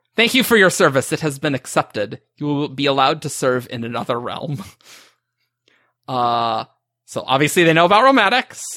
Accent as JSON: {"language": "English", "region": "Montana", "country": "United States", "said": "I'm from Montana"}